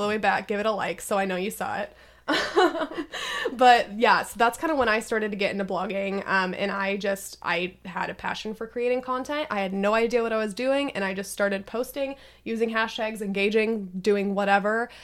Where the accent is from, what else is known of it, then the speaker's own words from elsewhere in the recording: Redmond, Washington, United States; I was born and raised in Washington